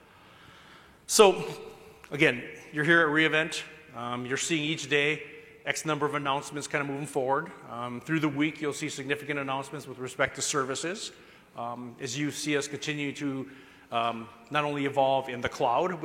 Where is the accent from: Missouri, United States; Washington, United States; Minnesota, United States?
Minnesota, United States; I'm from Minnesota.